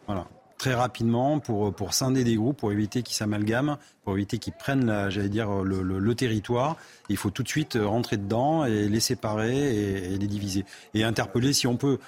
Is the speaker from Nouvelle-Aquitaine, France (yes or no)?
yes; Périgueux, Nouvelle-Aquitaine, France; je suis de Périgueux